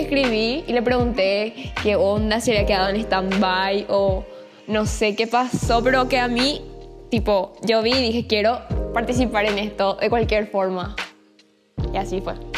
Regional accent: Asunción, Paraguay; yo soy paraguaya, eh, nací en Asunción en el 2000

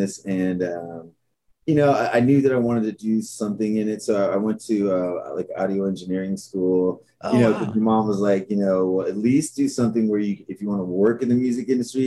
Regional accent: Los Angeles, California, United States; born or raised there; also born or lived in San Francisco

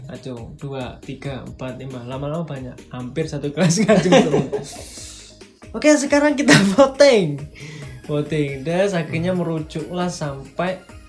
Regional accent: Malang, East Java, Indonesia; born or raised there

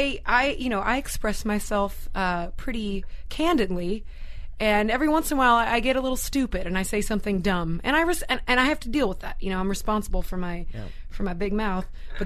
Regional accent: Cleveland, Ohio, United States; moved away; also born or lived in Parma, Ohio / Strongsville, Ohio / Los Angeles; I'm from Cleveland.

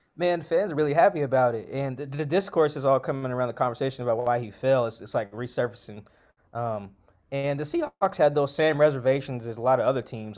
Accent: Seattle, Washington, United States; I'm from Seattle. Um, I grew up, like, South, South Seattle, real close to where the, the stadium's

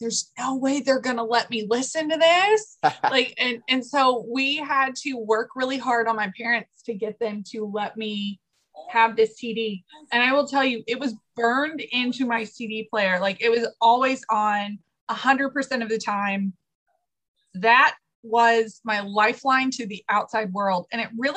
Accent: Texas, United States; I grew up in Texas

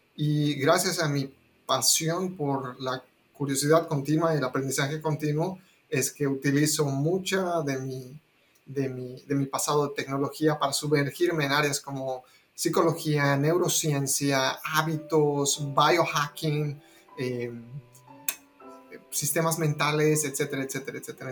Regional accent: La Paz, Bolivia; now in Austin, United States; Yo soy de La Paz, Bolivia, a pesar de que muchos años que ya no vivo allá. Actualmente estoy en Austin, Texas.

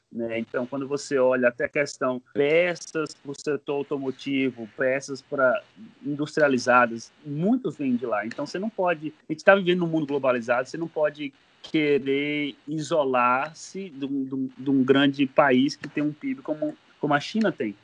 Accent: Bahia, Brazil; moved away as an adult; now in United States; Eu sou baiano, baiano da Gema, ah, do tá. sertão da Bahia

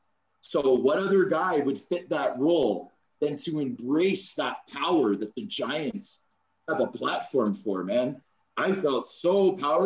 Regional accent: Toronto, Ontario, Canada; moved away as an adult; also born or lived in Rochester, New York / Belfast / Dundee; I'm a kid from Scarborough that was born in Canada

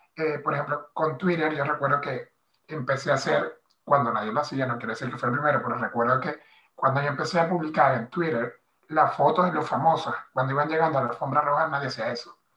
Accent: Maracaibo, Zulia, Venezuela; moved away as an adult; now in Madrid, Spain; soy de Maracaibo, eh, del Zulia, nací y crecí en el primer barrio de, la comunidad Guayú de Maracaibo

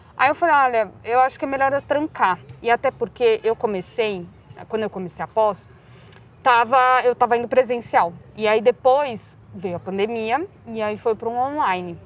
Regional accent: Barueri, São Paulo, Brazil; also born or lived in Madrid, Spain; eu sempre morei em Alphaville

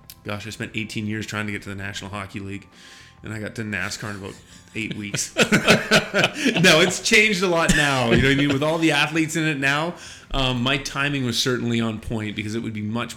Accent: Vancouver Island, British Columbia, Canada; moved away as an adult; also born or lived in New Hampshire, United States; now in North Carolina, United States; I'm from Vancouver Island, British Columbia. Came to the United States on a hockey scholarship.

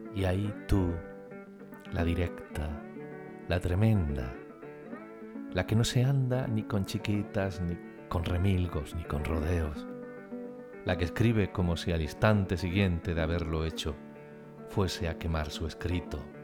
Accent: Sierra Mágina, Andalusia, Spain; moved away; mi último viaje a mi tierra, a Sierra Mágina

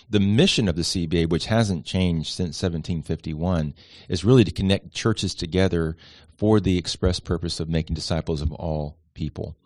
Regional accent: Miami, Florida, United States; also born or lived in Atlanta, Georgia; now in Charleston, United States; Originally from Miami, Florida

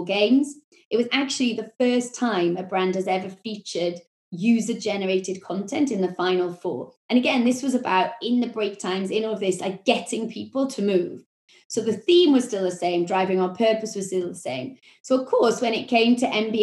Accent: Wales, United Kingdom; accent: Welsh; my Welsh accent

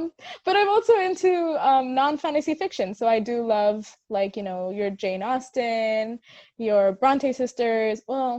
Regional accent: Hong Kong; also born or lived in India; my name and my accent and the way I'm pronouncing my name, and I'm sure that's a whole other thing. But I'm from Hong Kong. I was bred up there. I was born in India, hence the very Indian name.

